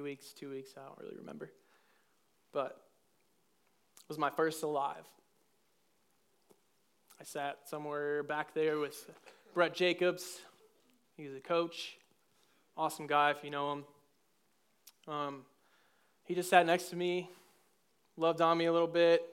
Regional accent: Cleveland, Ohio, United States; moved away as an adult; I come from Ohio, Cleveland, the land of the Ohioan people

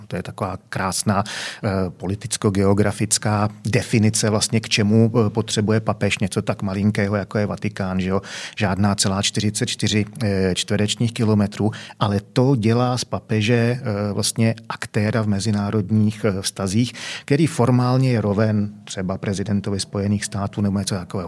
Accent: Czechia; my Češi, že jo, zlatý Češi

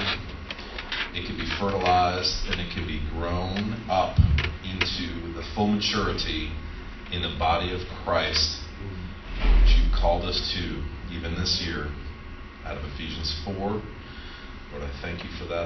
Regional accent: Allendale, New Jersey, United States; born or raised there; also born or lived in Houston, Texas

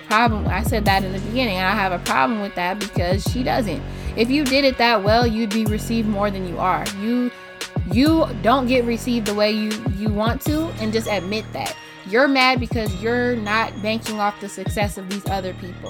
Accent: United States; we are from America. We live in America

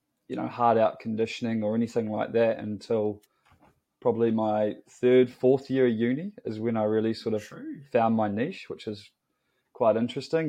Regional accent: Dunedin, Otago, New Zealand; moved away as an adult; now in Wellington, New Zealand; I'm from Dunedin, grew up in the mighty south, some may say.

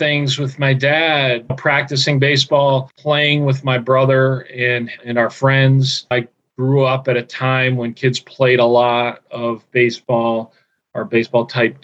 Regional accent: Scranton, Pennsylvania, United States; I grew up in Scranton, Pennsylvania, the Green Ridge section of Scranton, a little neighborhood. I lived there my whole life until I went to college

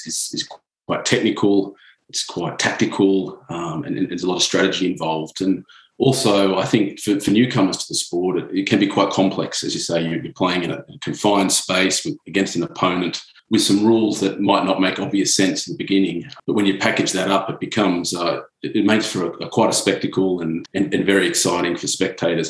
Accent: Sydney, New South Wales, Australia; moved away as an adult; also born or lived in Europe; from being a kid sort of growing up with the sport in Sydney

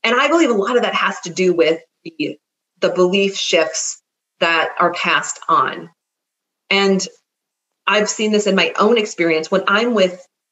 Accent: Minnesota, United States; moved away as an adult; also born or lived in California; I am a Minnesotan who moved to California and came back

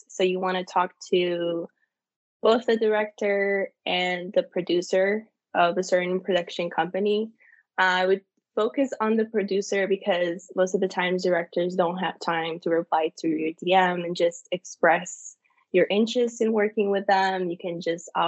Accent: Italy; moved away as an adult; also born or lived in Minnesota, United States; now in United States; my hometown in Italy and the cities that I lived in the United States, from the cold in Minnesota

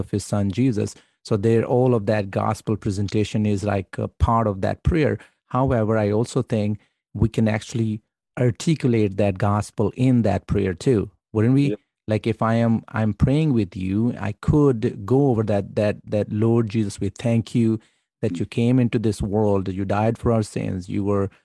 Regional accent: Pakistan; I'm Pakistani

